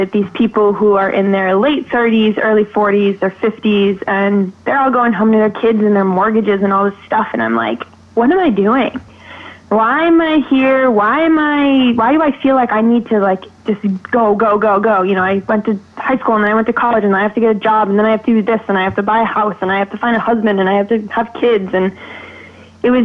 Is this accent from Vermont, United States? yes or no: yes; Vermont, United States; born or raised there; also born or lived in Georgia (country)